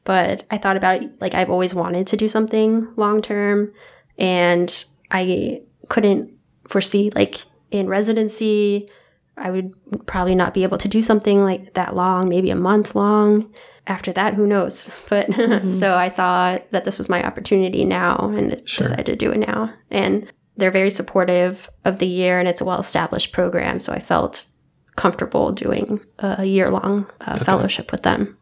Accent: California, United States; moved away; I'm originally from California

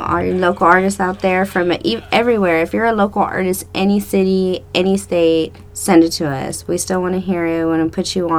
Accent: Dallas, Texas, United States; moved away as an adult; now in San Antonio, United States; we live in San Antonio. We are both from Dallas, actually.

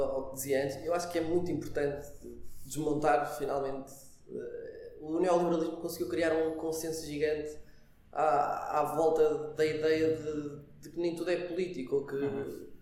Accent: Aveiro, Centro, Portugal; moved away as an adult; now in Lisbon, Portugal; agora estou cá em Lisboa, sou, sou da Aveiro

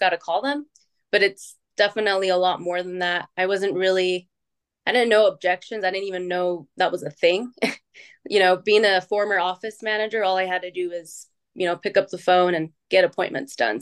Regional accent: Utah, United States; I was born and raised in Utah

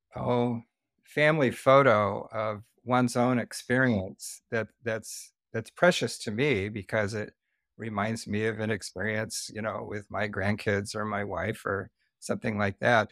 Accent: the Northwest, Pacific Northwest, United States; moved away as an adult; also born or lived in Santa Barbara, California; I am from the Northwest

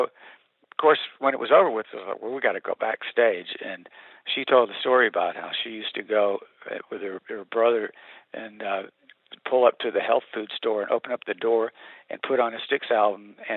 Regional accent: Montgomery, Alabama, United States; now in Nashville, United States; I'm born and raised in Montgomery, Alabama

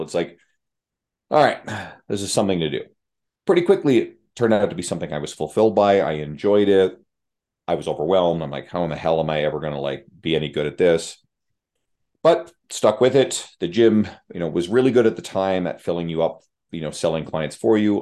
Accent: St. John's, Newfoundland and Labrador, Canada; moved away as an adult; now in Edmonton, Canada; moving across the country to live in Edmonton, Alberta, where I grew up in St. John's, Newfoundland, on the east coast of Canada

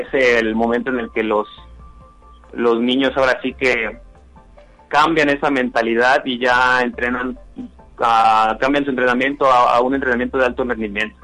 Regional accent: Rioverde, San Luis Potosí, Mexico; soy de Río Verde, estaba entrenando en Río Verde

